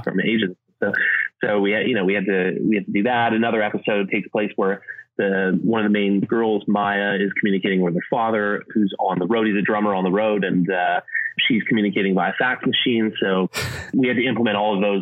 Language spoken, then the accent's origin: English; Canada; moved away as an adult; also born or lived in Edinburgh / London; I grew up in Canada